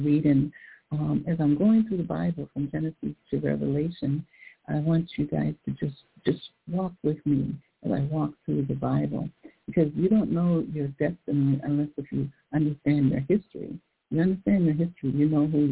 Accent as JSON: {"language": "English", "country": "United States"}